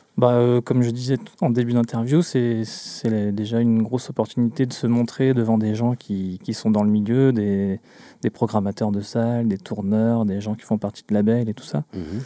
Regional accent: Glomel, Brittany, France; je viens du, du centre Bretagne, un petit village qui s'appelle Glomel

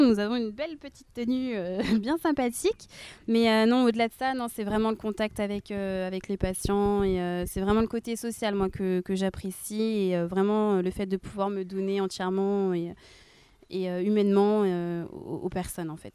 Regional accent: Rennes, Brittany, France; also born or lived in Nantes; je suis nantaise, mais par contre, ouais, j'habite à Rennes depuis l'âge de mes 5 ans, donc je connais vraiment nettement mieux Rennes que, que Nantes.

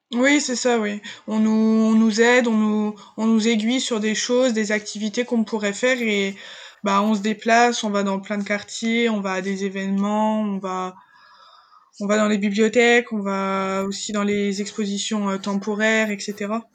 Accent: a small town in Morbihan near Lorient, Brittany, France; moved away as an adult; now in Rennes, France; je viens d'un milieu rural, je viens d'une petite campagne, euh, enfin d'une petite ville du Morbihan près de Lorient

